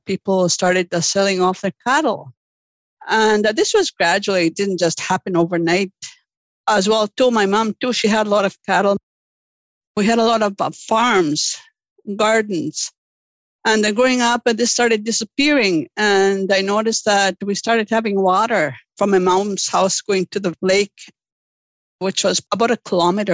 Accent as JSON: {"language": "English", "town": "Lake St. Martin", "region": "Manitoba", "country": "Canada", "tie": "born or raised there", "said": "Growing up in Lake St. Martin, uh, what I recall was the abundance of livelihoods on the land, the living off the land."}